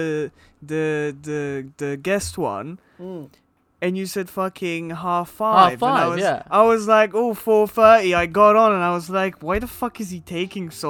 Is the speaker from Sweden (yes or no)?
no; Poland; now in England; I am Polish